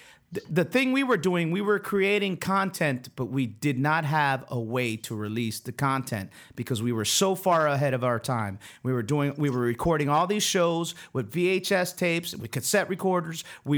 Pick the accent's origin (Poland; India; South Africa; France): France; born there; We are twins. I was born in France. He was born in Germany.